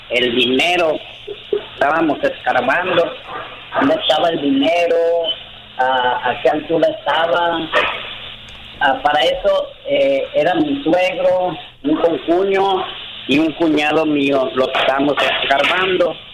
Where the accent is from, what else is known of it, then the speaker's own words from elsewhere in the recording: León, Guanajuato, Mexico; moved away as an adult; also born or lived in Mexico City; Yo soy de León, Guanajuato.